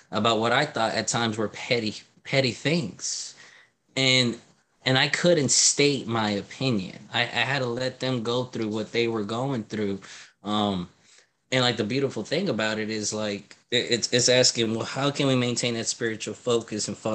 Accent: Louisiana, United States; now in Florida, United States; heard that I was from Louisiana, and their words exactly was, I don't want him to bring Louisiana in Florida, right?

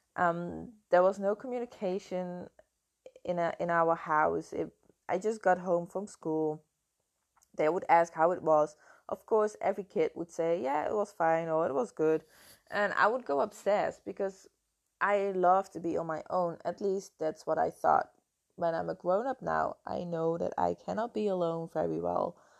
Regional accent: Netherlands; English is a second language; moved away as an adult; now in Canary Islands, Spain; I'm from the Netherlands, uh, I'm not living in the Netherlands at the moment, I moved to the Canary Islands five years ago.

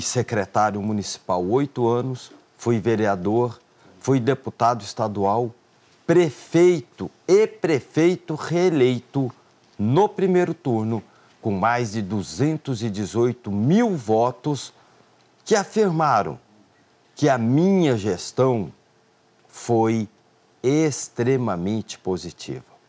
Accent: Mato Grosso do Sul, Brazil; surgiu a oportunidade de eu governar o estado onde eu nasci

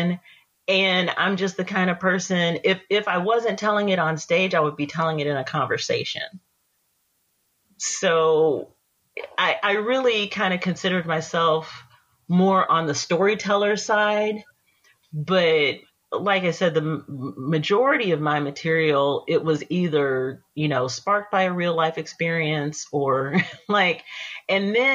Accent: East Texas, United States; moved away as an adult; I grew up in East Texas.

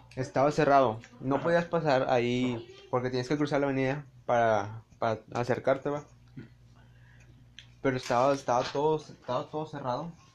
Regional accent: Monterrey, Nuevo León, Mexico; nosotros como regios

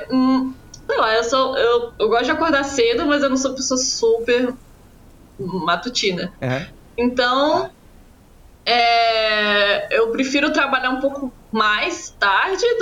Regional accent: Nova Friburgo, Rio de Janeiro, Brazil; also born or lived in Niterói; now in São Paulo, Brazil; eu nasci no Rio, mas eu fui criada em Friburgo, é, que é, que é Serra, né?

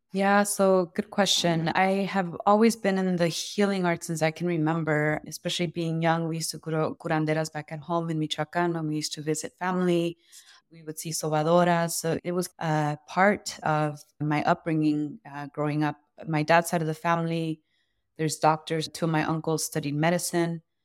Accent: Los Angeles, California, United States; I grew up around the Royal Seco here in Los Angeles

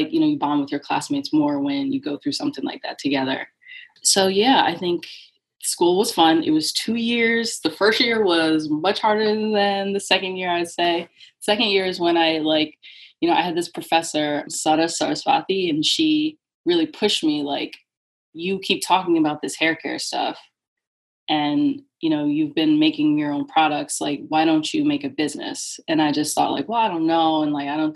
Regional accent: New Jersey, United States; now in Connecticut, United States; I live in Connecticut. I'm originally from New Jersey

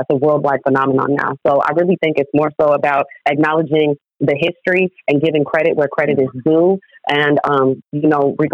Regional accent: San Diego, California, United States; also born or lived in Oakland; I grew up in San Diego, although I did spend a lot of time in Oakland and still

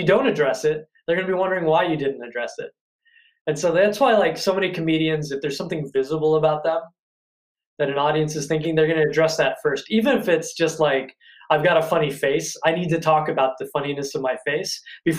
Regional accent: Ireland; I'm Irish, for example. You'd think I was going to make a lot of jokes about any sort of stereotype attached to the Irish

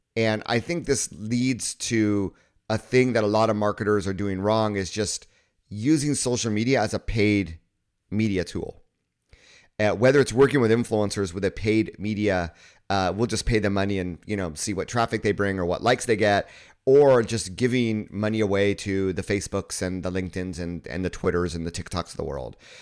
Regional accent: Southern California, United States; moved away as an adult; also born or lived in Kyoto, Japan; I grew up in an area in Southern California where most of my friends were Asian American

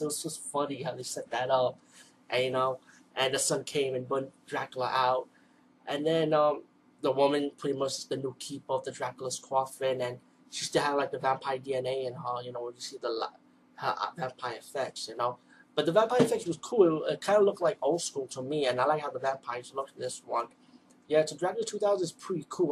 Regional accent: New York City, New York, United States; I'm from the East Coast, from the Bronx of New York.

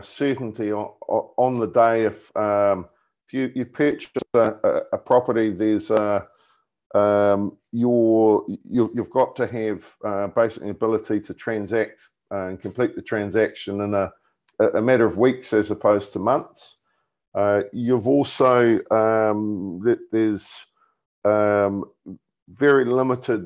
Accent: New Zealand; Being a New Zealander

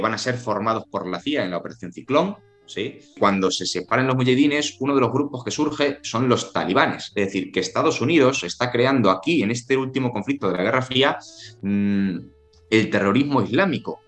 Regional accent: Spain

